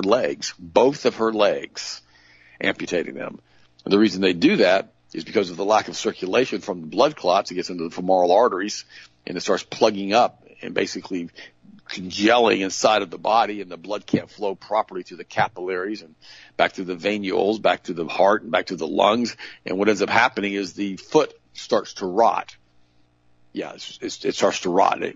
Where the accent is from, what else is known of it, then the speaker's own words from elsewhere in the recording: United States; I'm that first generation German. My mom was born in Germany. I was born here as an American.